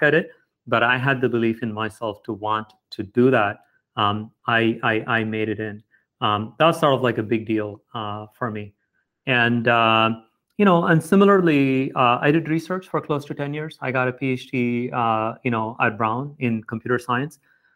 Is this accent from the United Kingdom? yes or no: no; South India, India; moved away as an adult; also born or lived in Chennai, India / Providence, United States; now in United States; I grew up mostly in South India to a middle-class family